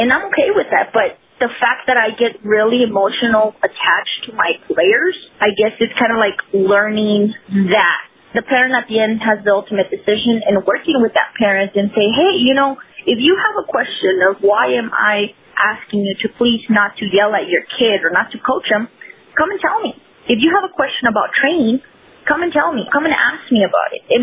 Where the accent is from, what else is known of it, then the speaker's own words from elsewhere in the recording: El Paso, Texas, United States; So I grew up playing in the Lower Valley community here in El Paso, and I played with the guys all up to age 15.